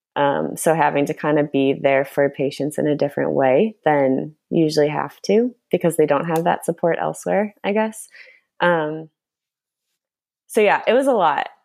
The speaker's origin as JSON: {"language": "English", "town": "Chicago", "region": "Illinois", "country": "United States", "tie": "born or raised there", "also_born_or_lived": "Argentina", "moved": "as an adult", "lives_now": "Los Angeles, United States", "said": "I grew up in Chicago, lived there my whole life except for one year I lived in Argentina"}